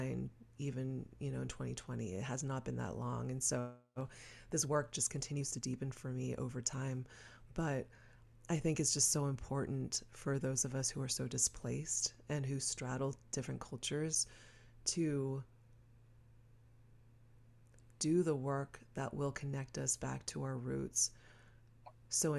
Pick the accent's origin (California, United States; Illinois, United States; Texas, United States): Texas, United States; growing up in Texas and being one of the few Asian kids in a very, very white neighborhood